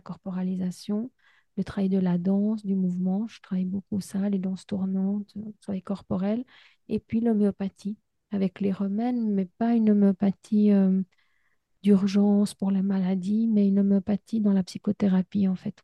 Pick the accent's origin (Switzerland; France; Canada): Switzerland; je suis suisse